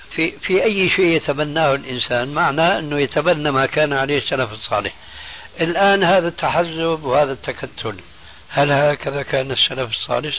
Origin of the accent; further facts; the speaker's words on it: Syria; بلدي يعني سوريا